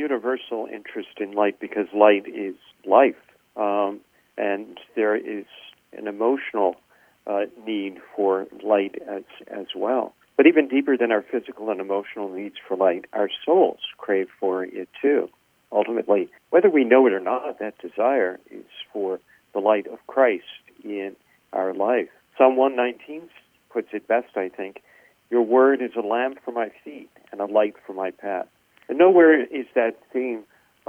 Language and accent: English; New Jersey, United States; moved away as an adult; now in Baltimore, United States; We're both transplants. I'm originally from New Jersey. I came to Baltimore to go to school here at Loyola